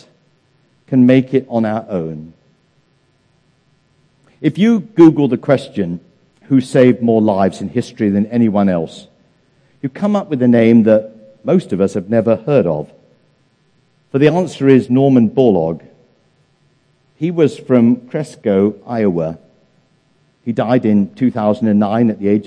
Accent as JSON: {"language": "English", "region": "England", "country": "United Kingdom", "tie": "born or raised there", "moved": "yes", "said": "In England, my home country"}